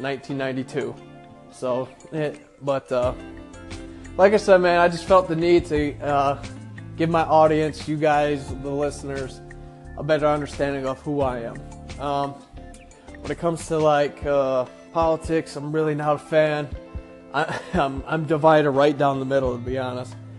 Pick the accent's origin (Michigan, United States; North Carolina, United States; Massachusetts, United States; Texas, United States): Michigan, United States; Manistee; now in Mount Pleasant, United States; I'm from Manistee, Michigan, a little rinky-dink town, nothing too big